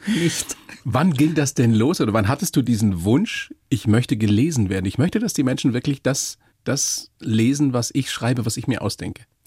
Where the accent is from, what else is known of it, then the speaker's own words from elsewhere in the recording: Bavaria, Germany; hier bei uns in Bayern